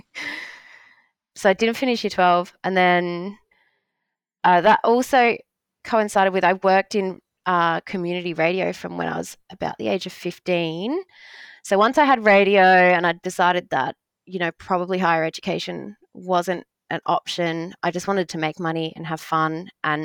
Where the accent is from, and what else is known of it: Australia